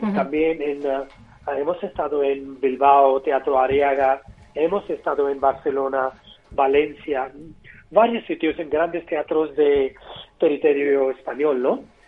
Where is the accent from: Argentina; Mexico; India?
India; Mumbai, Maharashtra; Spanish is a second language; now in Madrid, Spain; Y somos de Bombay